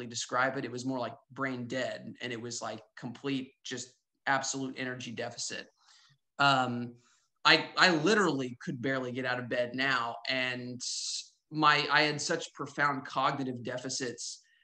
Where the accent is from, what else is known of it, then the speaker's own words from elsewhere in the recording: Northwest Arkansas, United States; I'm from Northwest Arkansas